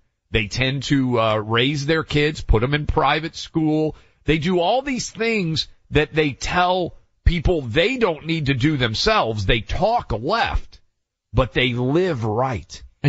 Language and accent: English; Tennessee, United States; growing up in Tennessee